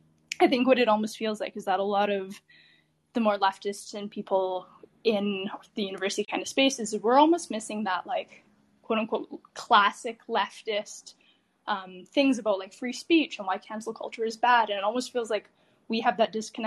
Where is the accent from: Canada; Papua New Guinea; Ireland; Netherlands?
Canada; I'm Canadian